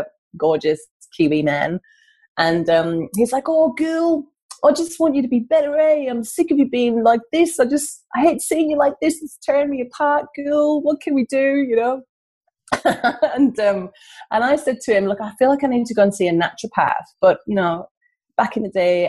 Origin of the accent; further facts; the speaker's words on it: North East England, United Kingdom; now in Australia; as you can tell from my accent, I'm not Australian. I've come from the northeast of England